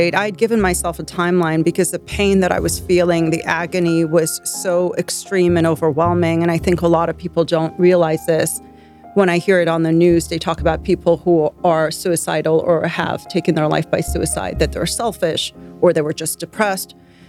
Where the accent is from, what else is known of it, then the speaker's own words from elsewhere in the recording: Iran; also born or lived in London; now in United States; I was born in Iran. I lived in Iran for a bunch of years. Then we moved to London. I lived in London. And then we moved to the States.